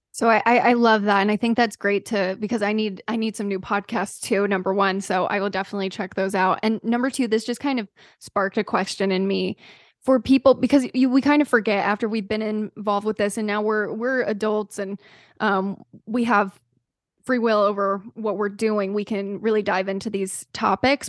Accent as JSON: {"language": "English", "region": "the South", "country": "United States", "tie": "born or raised there", "said": "myself growing up in the South"}